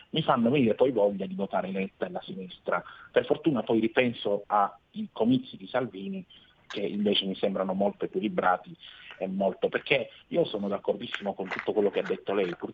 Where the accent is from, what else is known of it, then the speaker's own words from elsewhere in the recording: Lecce, Apulia, Italy; accent: Southern Italian; Sì, io sono di Lecce, sì.